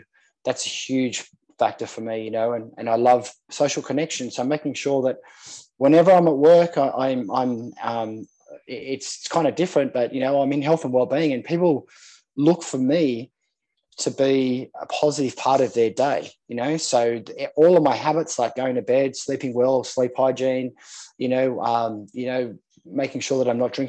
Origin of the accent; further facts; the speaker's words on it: Sydney, New South Wales, Australia; I grew up in Manly. on Manly Beach here in Sydney